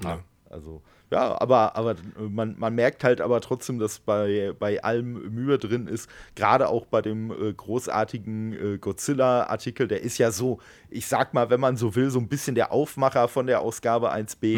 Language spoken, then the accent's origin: German; Dortmund, North Rhine-Westphalia, Germany; moved away; meiner alten Heimat da, aus Dortmund